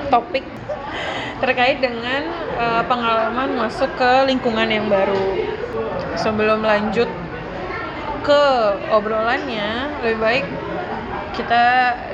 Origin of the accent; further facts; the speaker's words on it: Pekanbaru, Riau, Indonesia; moved away; Jadi Mahi sama aku tuh kita satu satu daerah yaitu Pekanbaru.